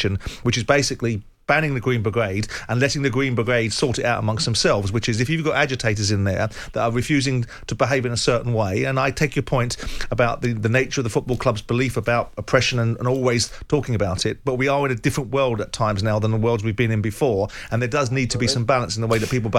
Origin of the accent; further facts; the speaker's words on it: England, United Kingdom; as an Englishman